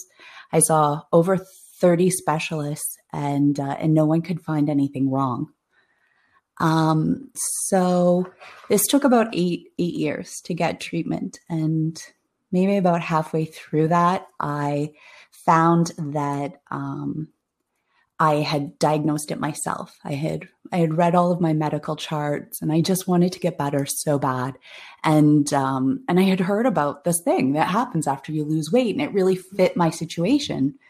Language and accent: English; Toronto, Ontario, Canada; I'm from Toronto, Ontario